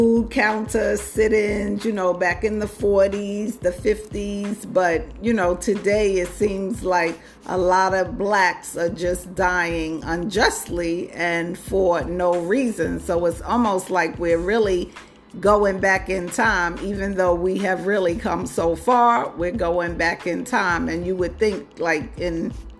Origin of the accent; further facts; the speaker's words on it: New York City, New York, United States; I grew up in Manhattan